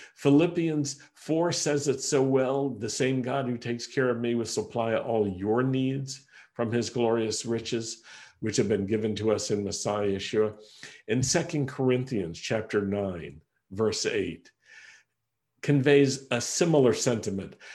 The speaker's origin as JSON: {"language": "English", "town": "Roanoke", "region": "Virginia", "country": "United States", "tie": "born or raised there", "also_born_or_lived": "Rochester, New York", "moved": "as an adult", "said": "We had to move from my hometown in Roanoke, Virginia, to Rochester, New York"}